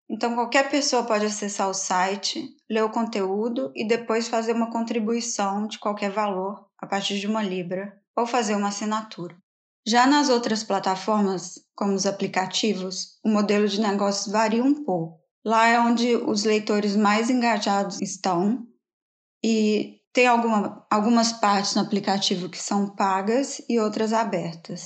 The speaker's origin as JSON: {"language": "Portuguese", "town": "Belo Horizonte", "region": "Minas Gerais", "country": "Brazil", "tie": "born or raised there", "also_born_or_lived": "Campinas / São Paulo", "moved": "as an adult", "lives_now": "London, United Kingdom", "said": "eu sou de Belo Horizonte, mas eu morei 10 anos da minha vida no estado de São Paulo"}